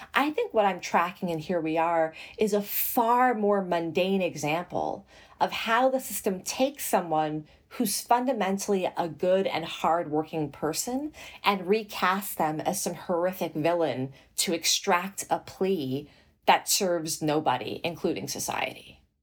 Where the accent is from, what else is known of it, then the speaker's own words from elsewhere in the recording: New York City, New York, United States; also born or lived in Morocco / New Jersey; I was raised in Flushing, Queens, in New York City